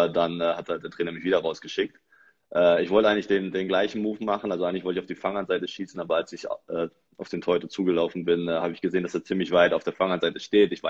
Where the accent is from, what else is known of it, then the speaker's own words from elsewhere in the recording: Frankfurt, Hesse, Germany; als äh, Frankfurter bestätigen.